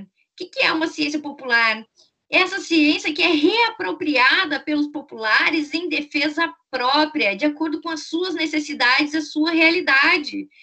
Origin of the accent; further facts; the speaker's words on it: Brazil; a nossa experiência como brasileiros, brasileiras